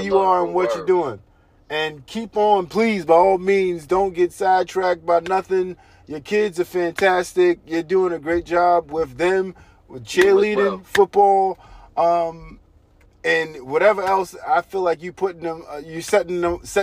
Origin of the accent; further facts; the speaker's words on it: New York City, New York, United States; we're from Brooklyn